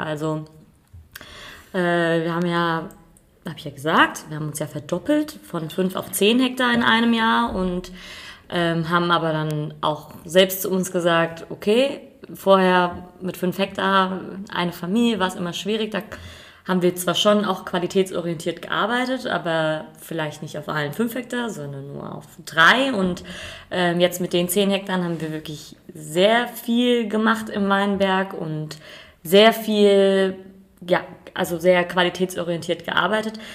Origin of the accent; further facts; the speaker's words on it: Rheingau, Hesse, Germany; bei uns im Rheingau